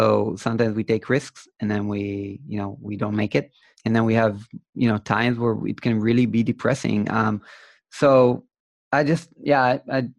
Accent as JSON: {"language": "English", "country": "Israel", "said": "I'm from Israel"}